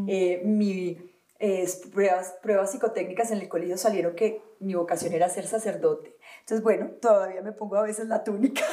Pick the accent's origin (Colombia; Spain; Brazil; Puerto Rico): Colombia; Valle del Cauca; also born or lived in Antioquia (paisa); Yo me crié en el Valle del Cauca, yo soy paisa, pero me fui